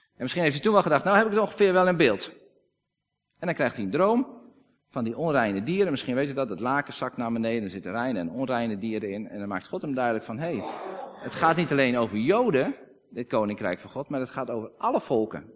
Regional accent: Friesland, Netherlands; Wij zijn Friesen, we praten Fries

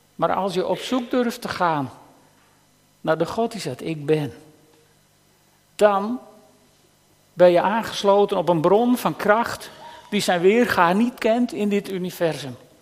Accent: Netherlands; als Nederlanders

